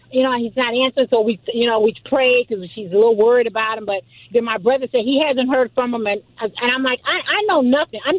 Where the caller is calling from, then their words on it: Lakewood, California, United States; uh, Lakewood, California.